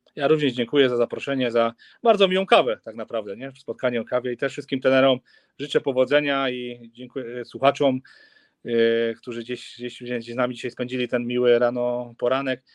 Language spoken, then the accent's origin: Polish; Silesian Voivodeship, Poland; u nas na Śląsku